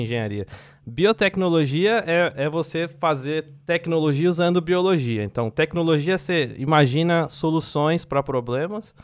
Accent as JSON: {"language": "Portuguese", "region": "São Paulo", "country": "Brazil", "also_born_or_lived": "Assis", "moved": "as an adult", "lives_now": "Finland", "said": "sou de São Paulo, na Zona Leste de São Paulo"}